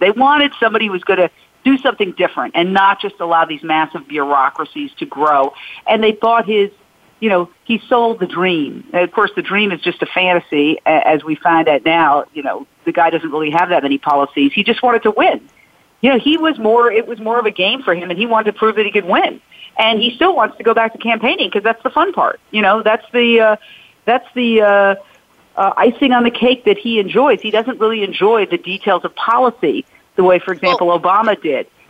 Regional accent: United States; as American women

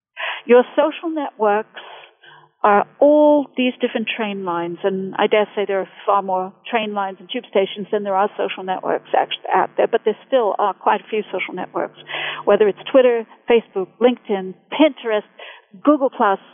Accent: United States; accent: mid-Atlantic; now in Bedford, United Kingdom; I'm originally from the U.S., but I've lived in England going on 20 years now, so my accent's a bit mid-Atlantic is what they call it, you know, so it kind of fluctuates.

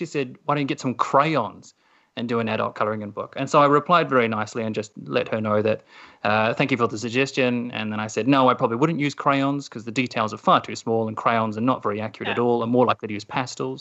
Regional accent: New Zealand; as a New Zealander

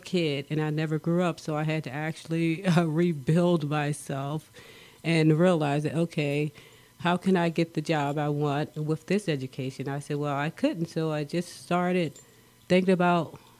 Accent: Philadelphia, Pennsylvania, United States; moved away as an adult; also born or lived in Prescott, Arizona; now in Arizona, United States; I'm from Philadelphia, PA

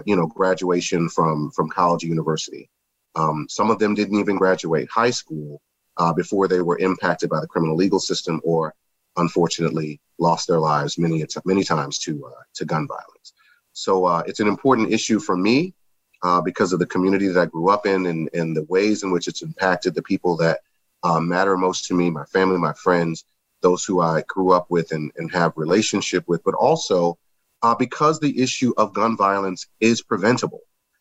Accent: Baton Rouge, Louisiana, United States; I mentioned, and I generally do whenever I introduce myself, make mention of the fact that I grew up in Baton Rouge, Louisiana.

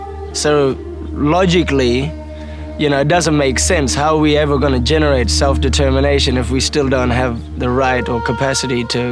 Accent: the Kimberley, Western Australia, Australia; up here, people around this particular area in the Kimberleys, we've never really engaged with industry.

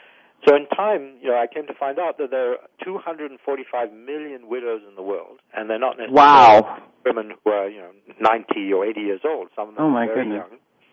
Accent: India; So being Indian, I know, widows are an issue in India, and there's, some social stigma that needs to be fought against.

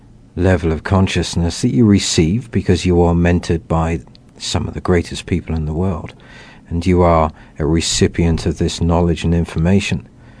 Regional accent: England, United Kingdom; growing up in England, realizing that I was very much influenced by and living in a Christian environment

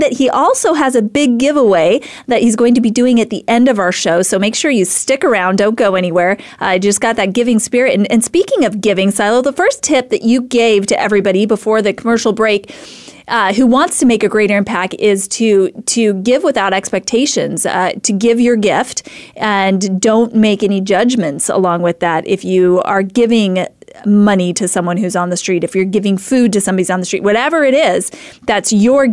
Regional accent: Idaho, United States; moved away as an adult; now in Phoenix, United States; I'm from Idaho

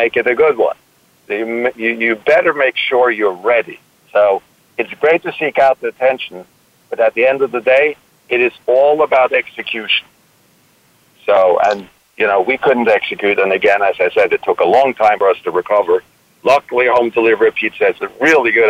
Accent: Norway; moved away as an adult; also born or lived in Copenhagen, Denmark; now in New York, United States; I was born in New York, Norwegian parents, moved back to Norway at age 3, so it's not like I have any type of real recollections of having lived in the United States. Grew up in Norway

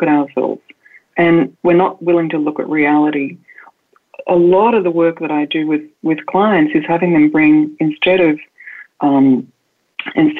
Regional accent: Australia; moved away; I'm an Australian woman and I was raised in the countryside

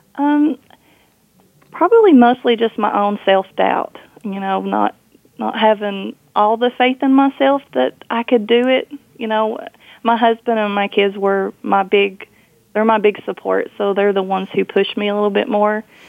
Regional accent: Kentucky, United States; I grew up in Kentucky, so I know I know Kentucky

